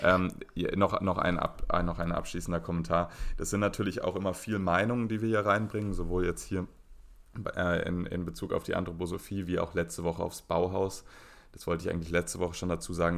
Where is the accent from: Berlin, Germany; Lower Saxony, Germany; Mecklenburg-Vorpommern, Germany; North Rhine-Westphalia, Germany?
Berlin, Germany; in Berlin-Zehlendorf auf die gleiche Schule gegangen, eine Waldorfschule